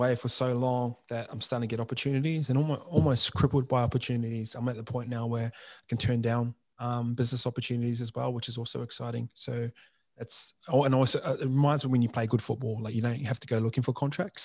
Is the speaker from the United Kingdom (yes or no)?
no; New Zealand; moved away; I'll come from New Zealand and my hometown's got the highest youth suicide rate in the country